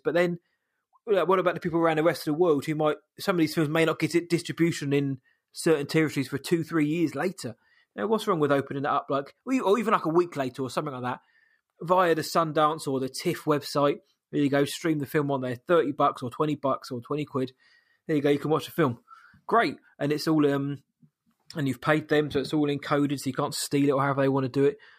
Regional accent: United Kingdom; I'm British

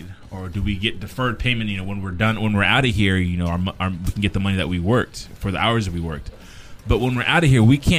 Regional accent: United States; As an American citizen, if I know you're coming out, while you're in there, I want you really, really working on yourself

